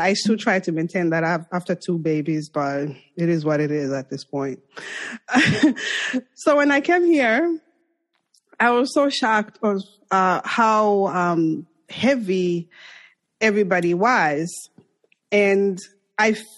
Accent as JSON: {"language": "English", "country": "Zambia", "tie": "born or raised there", "second_language": "English", "moved": "as an adult", "lives_now": "New York, United States", "said": "I'm from Zambia and I'm African"}